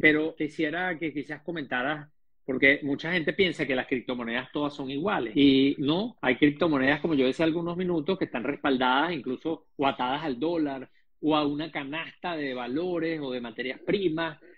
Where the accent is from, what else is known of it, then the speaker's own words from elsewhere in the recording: Venezuela; yo además te entiendo perfectamente, no solamente como venezolano